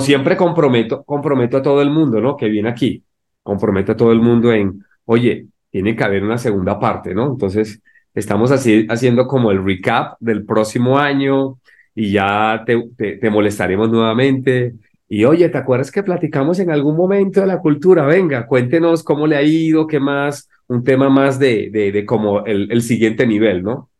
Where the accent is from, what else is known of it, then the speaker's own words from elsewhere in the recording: Colombia; now in Mexico; soy de Colombia, pues, y llegué a México